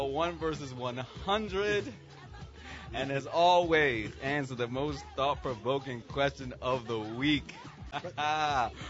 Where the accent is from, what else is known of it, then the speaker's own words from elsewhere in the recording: United States; I am American